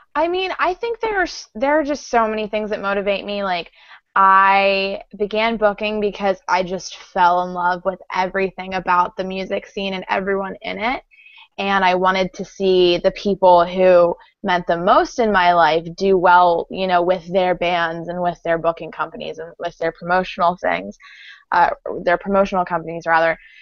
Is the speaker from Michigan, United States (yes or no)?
no; Baltimore, Maryland, United States; we're from Baltimore